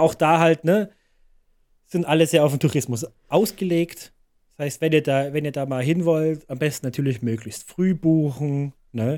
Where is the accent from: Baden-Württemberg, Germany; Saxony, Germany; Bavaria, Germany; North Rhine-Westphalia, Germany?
Saxony, Germany; Leipzig; bei uns in Leipzig